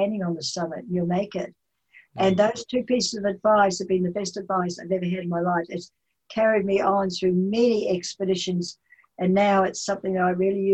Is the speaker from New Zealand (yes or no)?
yes; Taranaki, New Zealand; accent: Kiwi; moved away as an adult; now in Washington State, United States; I grew up on a farm, a large farm, and sheep, cattle and dairy